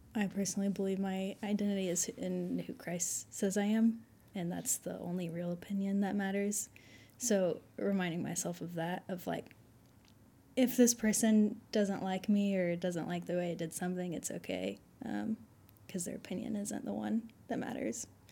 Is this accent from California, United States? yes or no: no; Fayetteville, Arkansas, United States; I was born here in Fayetteville, so I've been in the good old Southern Bible